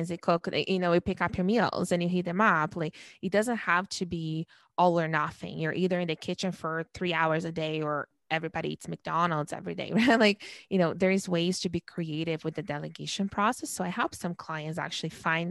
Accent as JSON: {"language": "English", "country": "Brazil", "tie": "born or raised there", "moved": "yes", "said": "I was born and raised in Brazil"}